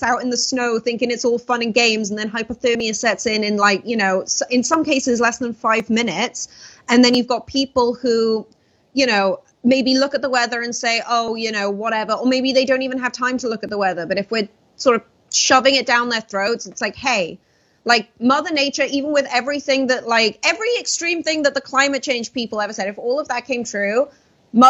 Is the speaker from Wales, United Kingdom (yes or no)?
yes; Wales, United Kingdom; now in United States; I grew up in Wales where it's always just wet